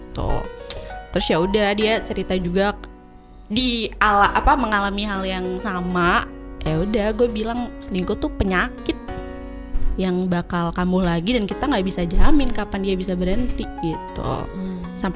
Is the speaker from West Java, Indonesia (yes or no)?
yes; Cirebon, West Java, Indonesia; Sudah pas gue balik ke uh, Cirebon ke Indonesia, pasti ke Indonesia ya ke kampung halaman